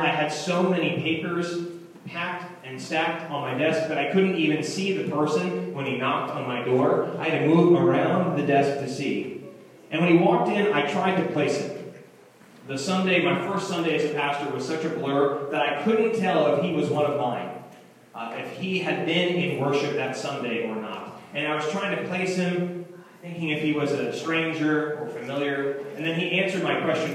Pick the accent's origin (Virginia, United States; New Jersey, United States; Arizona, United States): Virginia, United States; where we grew up in Virginia, what schools we went